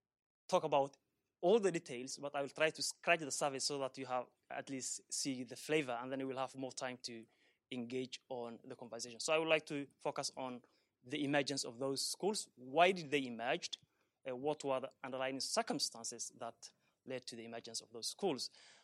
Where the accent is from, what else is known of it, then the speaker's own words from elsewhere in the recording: Dadaab, North Eastern Province, Kenya; moved away as an adult; now in Sweden; So I grew up in the Dadaab camps, where I'm doing my research now, and spent the first 20 years of my foundational years.